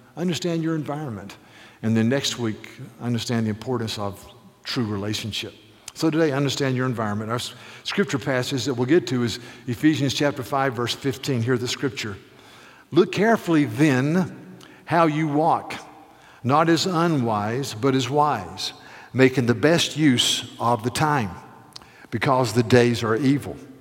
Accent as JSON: {"language": "English", "town": "Charleston", "region": "South Carolina", "country": "United States", "said": "I'm from Charleston, South Carolina."}